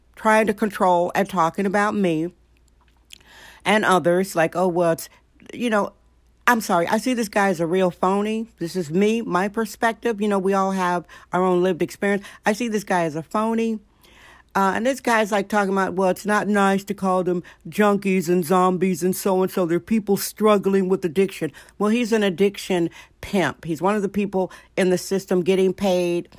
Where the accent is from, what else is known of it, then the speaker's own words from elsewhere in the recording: Wisconsin, United States; now in San Francisco, United States; Did I say my home state, Wisconsin?